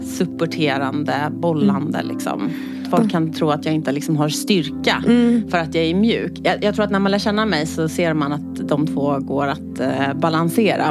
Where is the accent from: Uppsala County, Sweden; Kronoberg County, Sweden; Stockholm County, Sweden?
Stockholm County, Sweden; Stockholm; jag är född och uppvuxen i Skärholmen